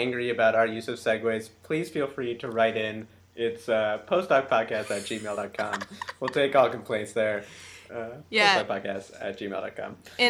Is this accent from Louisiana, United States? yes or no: yes; New Orleans, Louisiana, United States; by virtue of the fact that I'm from New Orleans